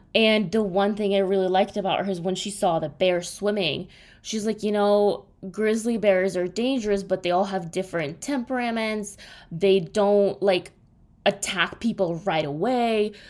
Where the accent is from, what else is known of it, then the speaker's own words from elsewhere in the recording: Russia; moved away; when I grew up in Russia